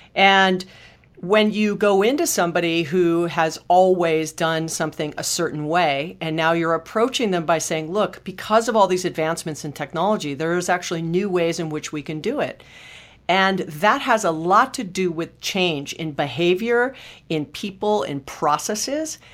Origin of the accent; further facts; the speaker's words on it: Hawaii, United States; moved away; I was born and raised in Hawaii